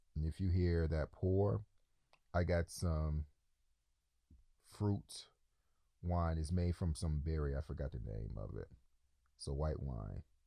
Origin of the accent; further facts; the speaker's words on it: Detroit, Michigan, United States; moved away as an adult; also born or lived in New York; now in Ukraine; I grew up in Detroit, which is the largest black city in America